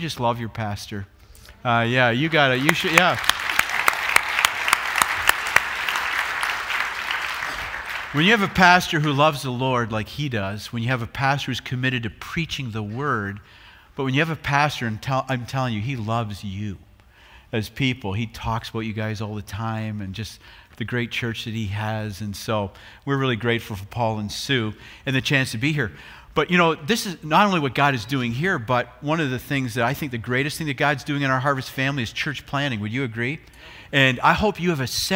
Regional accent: Brantford, Ontario, Canada; now in Chicago, United States; we're both from Brantford.

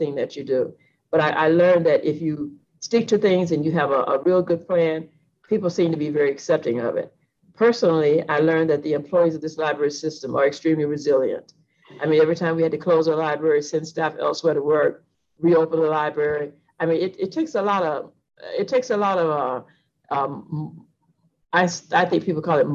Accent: Atlanta, Georgia, United States; I'm from Atlanta, so I've seen this library since it opened in 1980

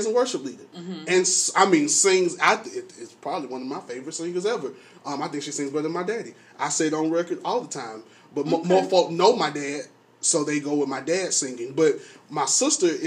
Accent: Atlanta, Georgia, United States; I grew up in Atlanta

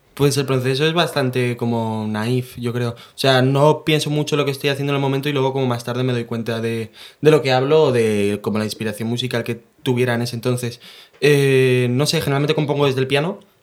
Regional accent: San Juan, Spain; moved away; mi pueblo natal, San Juan

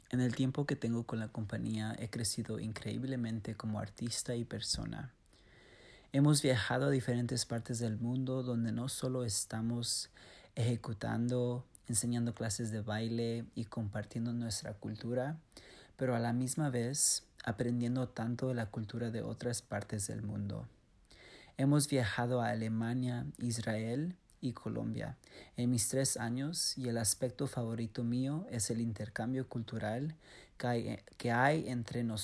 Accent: Mexico; una de las cuales es que soy mexicano, americano y ballet hispánico

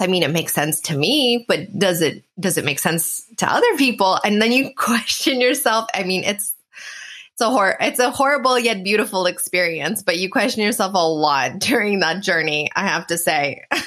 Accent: Canada; now in Portugal; I'm actually Canadian, but I live in Portugal.

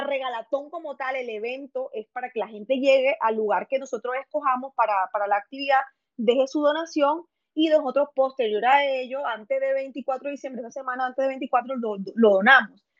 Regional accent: Chiriguaná, Cesar, Colombia; soy de Chiriguaná, Cesar, Colombia

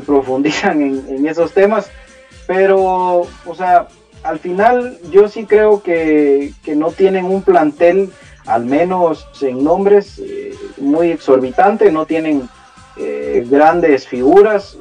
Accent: Guatemala; nosotros somos chapines

